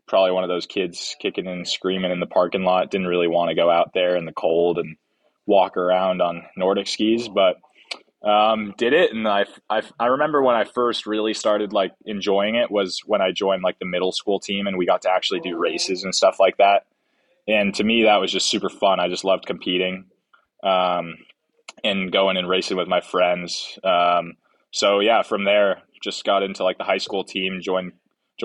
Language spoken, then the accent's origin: English; Tahoe City, California, United States; moved away as an adult; also born or lived in Truckee, California; now in Anchorage, United States; I'm originally from Tower City, California. Grew up there, went to high school there